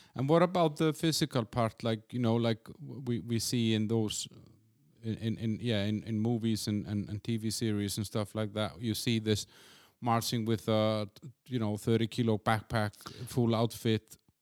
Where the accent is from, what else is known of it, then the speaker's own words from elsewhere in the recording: Iceland; I'm, I'm from Iceland